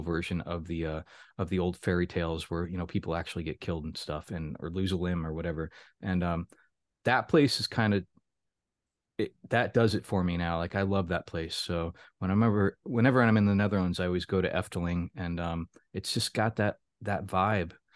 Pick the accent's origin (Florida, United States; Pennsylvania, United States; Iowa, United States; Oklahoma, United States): Florida, United States; moved away as an adult; now in Baltimore, United States; I was born and raised in Florida, was there for, uh, the first eighteen years of my life, and then got the hell outta there